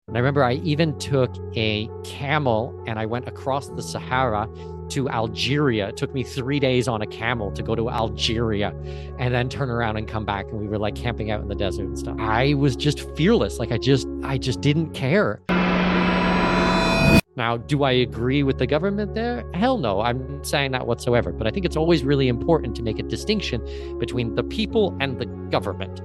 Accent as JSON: {"language": "English", "region": "Southwestern Ontario", "country": "Canada", "tie": "born or raised there", "moved": "yes", "lives_now": "Panama City, Panama", "said": "born and raised Southwestern Ontario. I'm Canadian."}